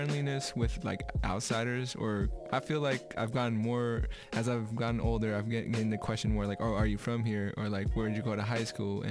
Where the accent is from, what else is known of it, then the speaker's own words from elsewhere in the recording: San Francisco, California, United States; I was raised in San Francisco